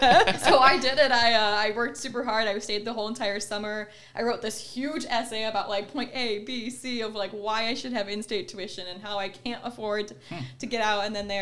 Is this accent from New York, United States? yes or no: no; Ohio, United States; moved away as an adult; also born or lived in Michigan; I'm originally from Ohio